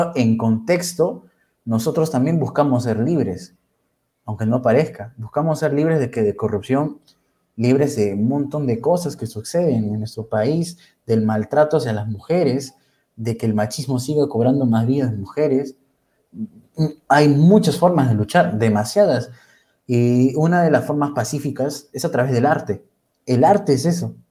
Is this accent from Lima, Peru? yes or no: yes; Huacho, Lima, Peru; Yo soy peruano de corazón, guachanazo, y siempre lo decís, soy recontra guachano.